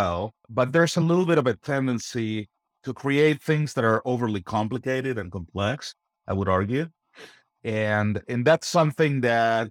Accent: Argentina; moved away; I'm originally from Argentina. I grew up in interesting times.

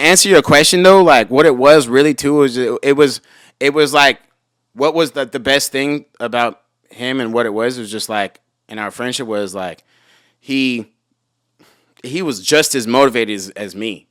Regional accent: Los Angeles, California, United States; also born or lived in Rancho Cucamonga; I was born in Hollywood and I stayed here until I was, like, fourteen, and then I moved to Rancho Cucamonga.

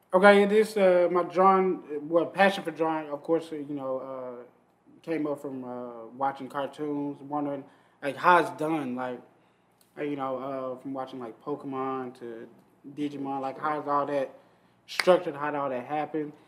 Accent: Atlanta, Georgia, United States; growing up in Atlanta

